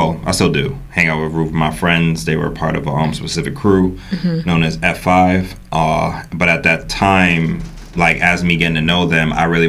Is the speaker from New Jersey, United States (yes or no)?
yes; Burlington City, New Jersey, United States; also born or lived in New York; So I'm New York born, but I'm Jersey raised. So, going from there, being to junior high and high school in South Jersey the whole time